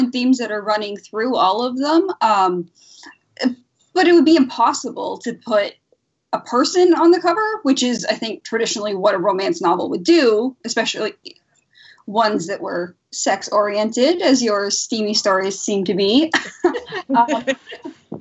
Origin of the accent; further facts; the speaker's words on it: Canada; I'm Canadian